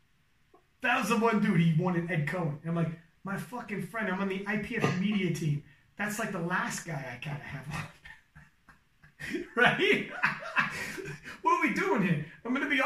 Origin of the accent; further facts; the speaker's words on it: Canada; I'm from Canada